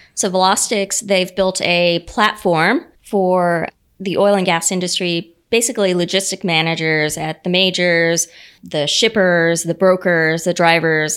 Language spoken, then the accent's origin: English; United States; my dad owned a you know a small business growing up in the Panhandle.